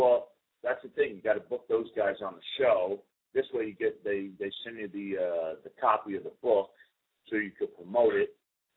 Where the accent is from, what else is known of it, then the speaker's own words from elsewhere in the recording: Newark, New Jersey, United States; also born or lived in Roseland, New Jersey / West Orange, New Jersey / Nutley, New Jersey; I grew up on as a kid on Montclair Avenue and Ridge Street in the North Ward section in Newark, and then my family we moved to a little suburb in Essex County called Roseland